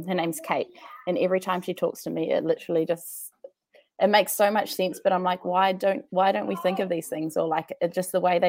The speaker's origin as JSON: {"language": "English", "country": "New Zealand", "also_born_or_lived": "Wellington, New Zealand / Dunedin, New Zealand", "said": "I am from New Zealand"}